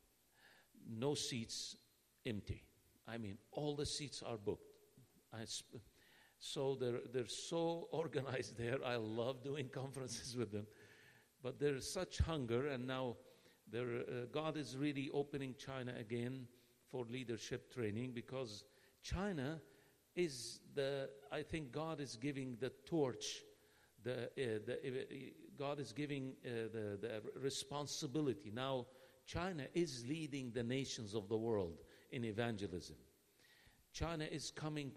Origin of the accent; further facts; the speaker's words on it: Nazareth, Northern District, Israel; I'm from Nazareth